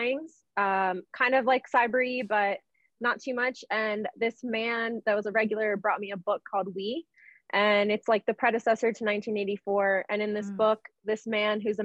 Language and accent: English; Washington, District of Columbia, United States; moved away as an adult; also born or lived in Venezuela; now in Denver, United States; I grew up in Washington, D.C. I moved out here like 4 years ago